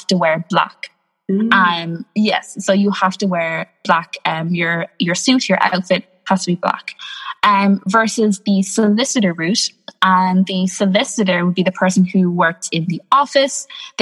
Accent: Ireland; I'm from Ireland. I'm Irish. I am born and bred here. I've been here all of my life.

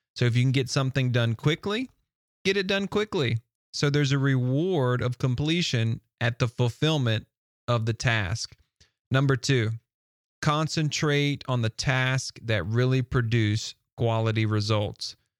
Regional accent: the South, United States; I'm from the South and they accuse us from speaking a little slower than normal.

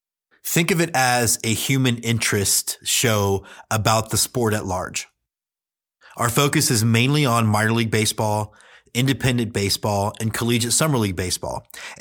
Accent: Houston, Texas, United States; I grew up in Houston, Texas, did not know anything about minor league baseball. I'm 44

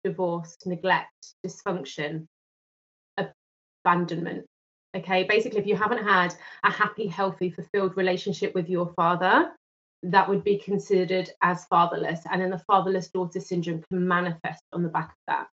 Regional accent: London, United Kingdom; from London in the UK

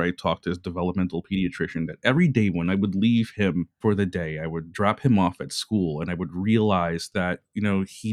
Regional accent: New York City, New York, United States; I was born and raised in Brooklyn and in Bay Ridge, Brooklyn

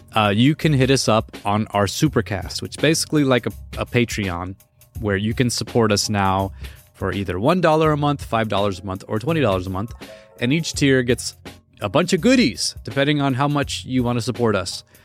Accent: East Coast, United States; I'm from, um, I'm from the East Coast.

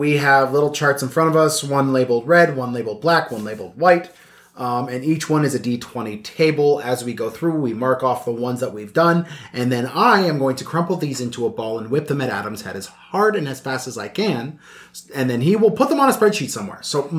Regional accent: Ireland; Fucking, I'm Irish. I would choose potatoes.

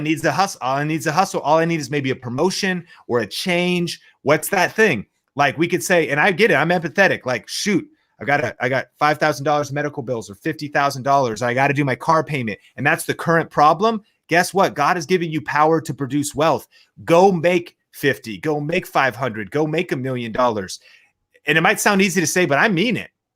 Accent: Seattle, Washington, United States; moved away; growing up in Seattle, Washington

